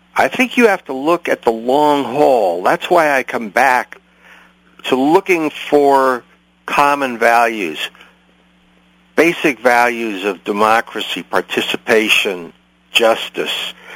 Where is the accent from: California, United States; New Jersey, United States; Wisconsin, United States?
California, United States; San Francisco; also born or lived in New York; I'm, I'm from San Francisco originally